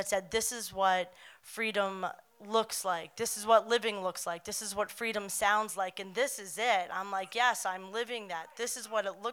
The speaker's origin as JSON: {"language": "English", "area": "Long Island", "region": "New York", "country": "United States", "moved": "yes", "said": "I wasn't from here. I'm from Long Island, New York"}